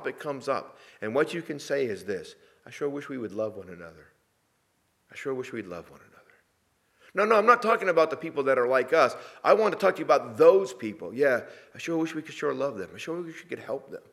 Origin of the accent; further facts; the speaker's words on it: New England, United States; moved away; Sheila and I come from New England